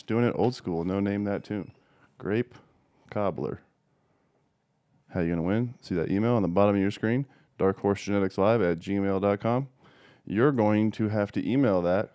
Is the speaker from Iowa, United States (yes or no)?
yes; Des Moines, Iowa, United States; I was born in Des Moines